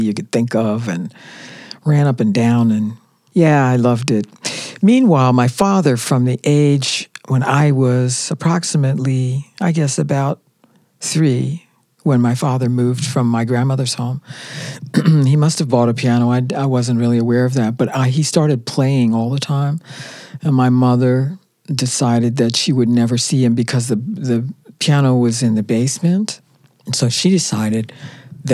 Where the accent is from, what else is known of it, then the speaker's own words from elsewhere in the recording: Philadelphia, Pennsylvania, United States; we all lived together with my grandmother in Philadelphia